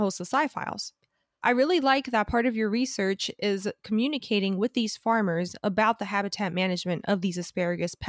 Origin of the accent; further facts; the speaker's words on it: Miami, Florida, United States; now in Michigan, United States; I'm from Miami, Florida